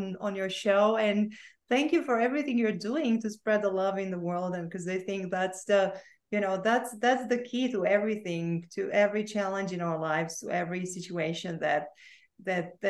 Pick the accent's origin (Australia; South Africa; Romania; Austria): Romania; I was born and I grew up in Romania